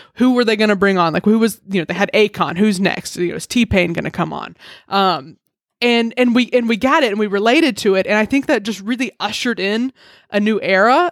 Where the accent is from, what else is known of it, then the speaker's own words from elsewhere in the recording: Alabama, United States; I grew up in Alabama, and we have T Vs there